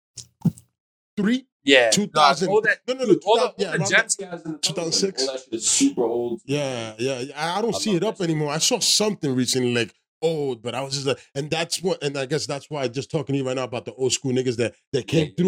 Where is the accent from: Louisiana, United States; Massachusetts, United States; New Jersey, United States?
New Jersey, United States; I'm from Jersey